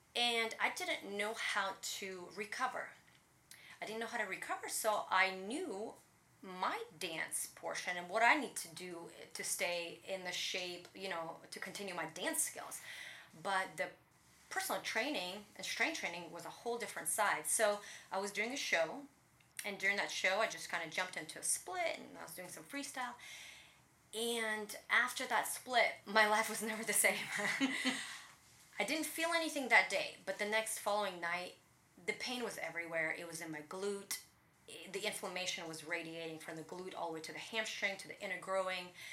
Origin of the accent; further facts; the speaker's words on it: Riga, Latvia; moved away; I grew up in Riga, Latvia, Eastern Europe. I speak Russian back in the day, it was all Russia.